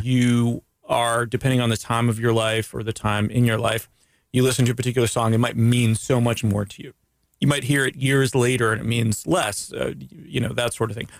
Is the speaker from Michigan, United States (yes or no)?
no; Daytona Beach, Florida, United States; also born or lived in Canada; growing up in Daytona Beach